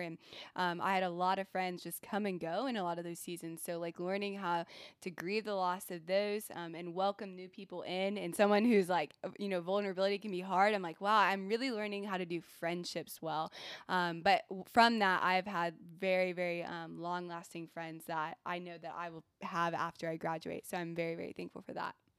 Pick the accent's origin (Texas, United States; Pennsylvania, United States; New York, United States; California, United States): Texas, United States; moved away as an adult; now in Virginia, United States; so I'm from Texas